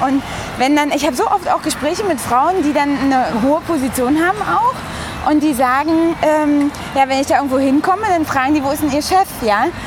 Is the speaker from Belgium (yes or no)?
no; Briesen, Brandenburg, Germany; moved away as an adult; also born or lived in Frankfurt (Oder); now in Berlin, Germany; ich bin, ähm, ja, wie gesagt, in einem kleinen Ort aufgewachsen, in der Nähe dort